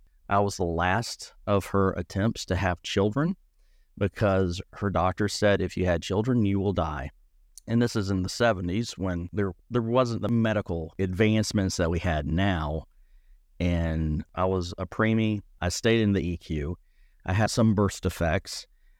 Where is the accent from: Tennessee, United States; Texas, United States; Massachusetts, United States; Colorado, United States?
Tennessee, United States; growing up in East Tennessee, being a theater student, you can imagine